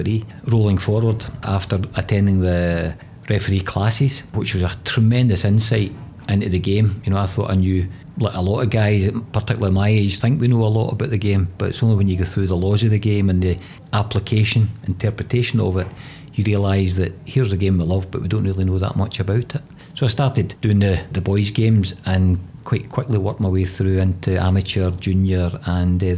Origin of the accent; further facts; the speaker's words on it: Wishaw, Scotland, United Kingdom; certainly growing up, I was just outside Glasgow in a wee place called Wishaw